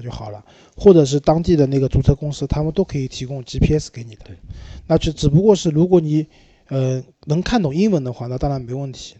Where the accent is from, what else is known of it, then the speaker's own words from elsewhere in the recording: China; 我们中国人